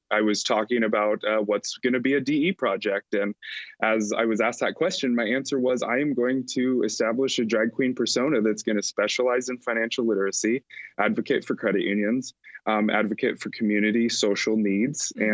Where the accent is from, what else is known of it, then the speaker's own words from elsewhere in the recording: Alliance, Nebraska, United States; had organized and founded a nonprofit youth choir in my hometown of Alliance, Nebraska